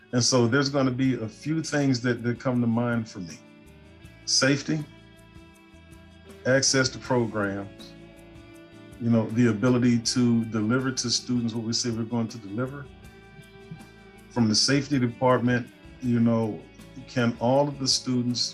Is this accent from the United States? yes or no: yes; Shreveport, Louisiana, United States; also born or lived in Pennsylvania / Washington, D.C. area / Texas; now in Florida, United States; I'm also from Shreveport, Louisiana, lived in Pennsylvania, the DC area, Texas, and now I'm here in Florida